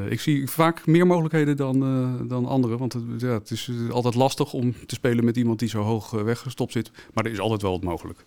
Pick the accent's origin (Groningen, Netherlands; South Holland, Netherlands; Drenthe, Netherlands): South Holland, Netherlands; The Hague; ik kom zelf uit Den Haag